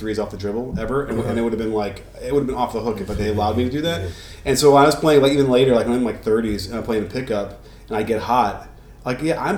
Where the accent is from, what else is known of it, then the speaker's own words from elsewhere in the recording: Chicago, Illinois, United States; I come from Chicago. You know, we come from Chicago, so it's like I'm nearby